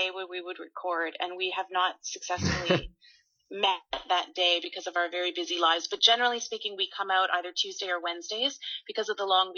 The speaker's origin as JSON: {"language": "English", "town": "Winnipeg", "region": "Manitoba", "country": "Canada", "tie": "born or raised there", "moved": "yes", "lives_now": "Ottawa, Canada", "said": "I'm from Winnipeg, so I grew up a Bomber fan"}